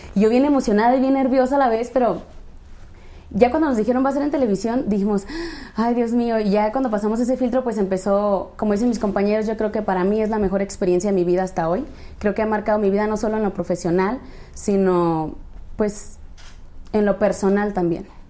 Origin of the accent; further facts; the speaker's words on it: Apatzingán, Michoacán, Mexico; moved away as an adult; also born or lived in Tijuana; soy de Apatzingán, Michoacán